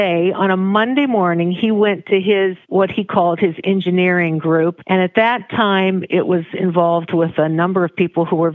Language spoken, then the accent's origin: English; Pella, Iowa, United States; also born or lived in Western Michigan / Omaha; I grew up in Pella, Iowa